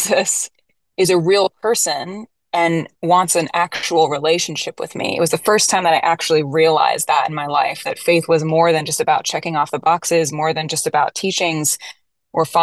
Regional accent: Florida, United States; moved away as an adult; also born or lived in Nashville, Tennessee; I grew up in Florida

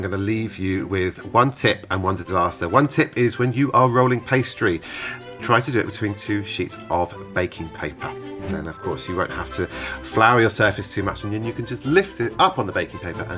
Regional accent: Tring, East of England, United Kingdom; reminds me of growing up in Tring

